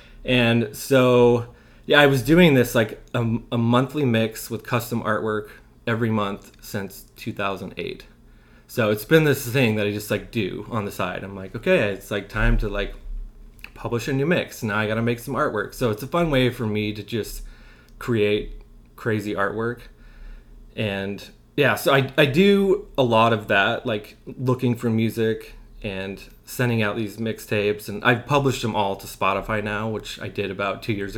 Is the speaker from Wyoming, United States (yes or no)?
yes; Wyoming, United States; I grew up like near Jackson Hole and Grand Targhee and Driggs.